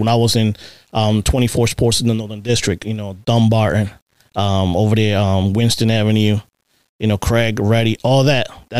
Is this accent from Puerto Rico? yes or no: yes; Puerto Rico; now in United States; I wasn't in patrol for 6 months when I came from Puerto Rico before I was in the flex unit